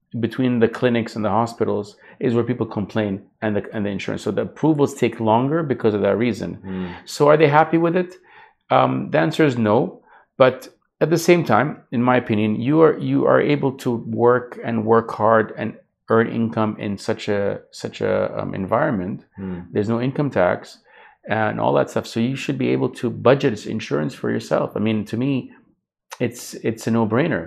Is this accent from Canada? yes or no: yes; Vancouver, British Columbia, Canada; moved away as an adult; also born or lived in Jordan; now in Dubai, United Arab Emirates; I grew up in Canada, but grew up in Vancouver specifically.